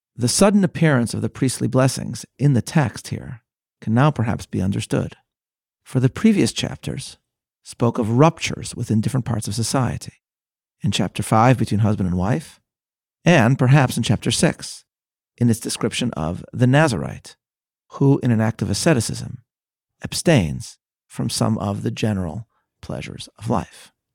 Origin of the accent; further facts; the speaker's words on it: Chicago, Illinois, United States; my hometown, the frozen tundra that is Chicago, Illinois